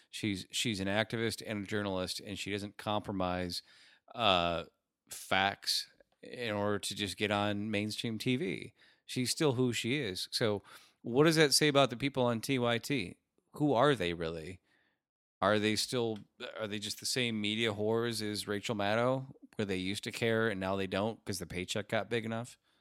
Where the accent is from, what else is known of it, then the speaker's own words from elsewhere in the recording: Rust Belt, United States; another Rust Belt town where I grew up